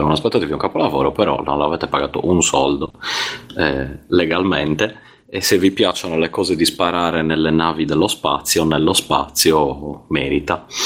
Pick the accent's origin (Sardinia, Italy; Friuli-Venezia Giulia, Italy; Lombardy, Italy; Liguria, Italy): Sardinia, Italy; Cagliari; now in Zurich, Switzerland; vi chiamo da, da Zurigo, ma, ma sono nato a Cagliari